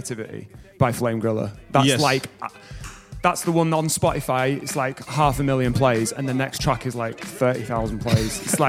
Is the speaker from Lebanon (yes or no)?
no; Bradford, Yorkshire and the Humber, United Kingdom; also born or lived in Bromley; My parents, yeah, had me in Bromley, but by three they moved up to Bradford.